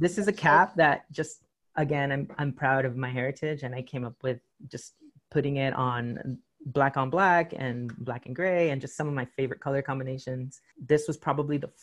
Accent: San Diego, California, United States; also born or lived in Rosarito, Mexico; I'm from San Diego

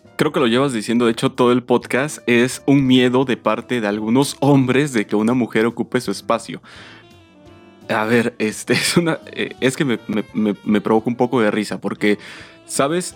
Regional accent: Mexico; como mexicanos

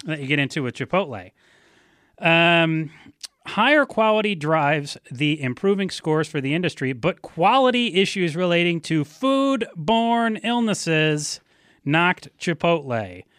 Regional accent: Ann Arbor, Michigan, United States; back when I, uh, was growing up in Ann Arbor

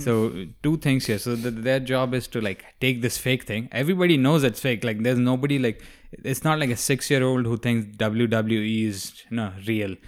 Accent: India; moved away; I didn't grow up in the Middle East, if you're asking that. I grew up in India.

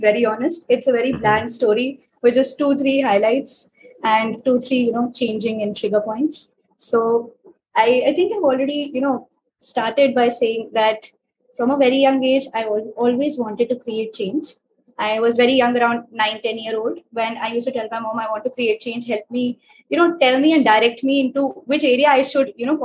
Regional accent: New Delhi, Delhi, India; I'm from New Delhi, India

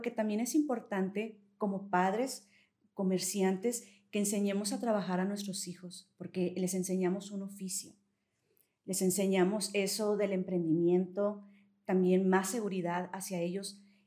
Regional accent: Saltillo, Coahuila, Mexico; soy aquí de Saltillo

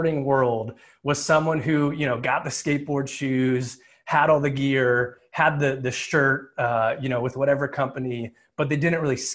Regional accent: New Jersey, United States; I grew up in Jersey

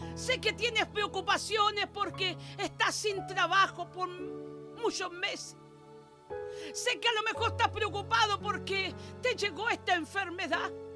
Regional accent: Chile; oro por mi tierra, oro por mi Chile, mi amado Chile

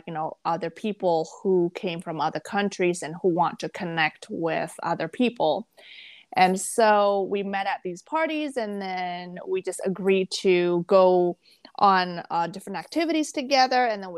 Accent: Jakarta, Indonesia; moved away; also born or lived in Malaysia / Singapore / Thailand; Because like I moved out from Jakarta where I grew up. I was in Malaysia for a little bit and then Singapore for a little bit.

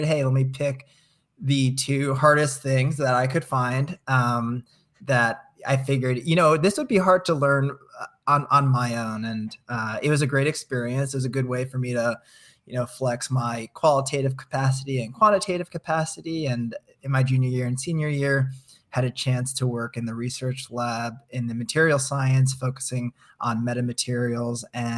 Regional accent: New Jersey, United States; People think I'm from California, so it's hard to pinpoint if I came from New Jersey. But I did come from New Jersey.

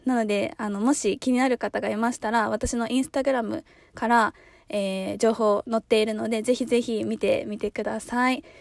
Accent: Chiba, Japan; moved away; 私もなんか出身は千葉

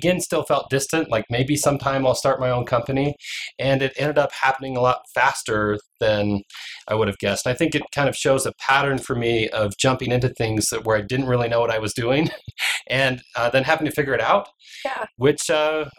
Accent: Alaska, United States; moved away as an adult; also born or lived in Utah; I grew up in Alaska

